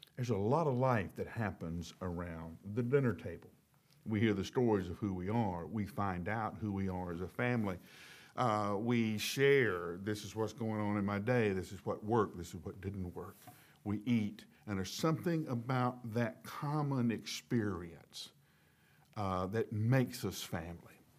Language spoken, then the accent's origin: English; the South, United States; accent: southern; I grew up in the South